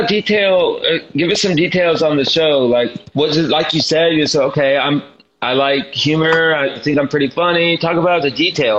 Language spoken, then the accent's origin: English; Orlando, Florida, United States; I grew up in Orlando, so I grew up in Disneyland, man, or Disney World.